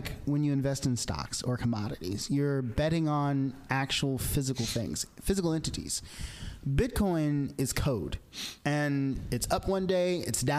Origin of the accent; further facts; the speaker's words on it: Arkansas, United States; I grew up in Arkansas